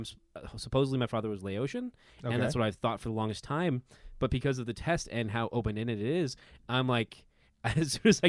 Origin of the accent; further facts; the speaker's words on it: Philippines; Yeah, and I'm Filipino, so my mom wanted me to be a nurse